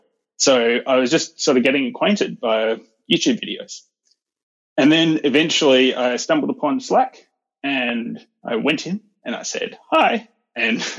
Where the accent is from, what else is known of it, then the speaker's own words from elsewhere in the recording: Perth, Western Australia, Australia; I'm from Perth, Western Australia